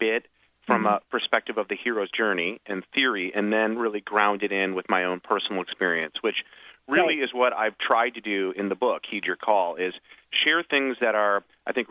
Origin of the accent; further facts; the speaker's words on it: Michigan, United States; my hometown in Michigan